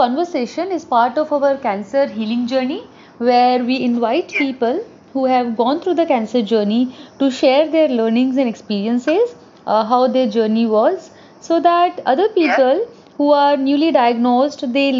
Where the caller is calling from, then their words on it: India; I work with cancer patients in India. So I'm calling from India.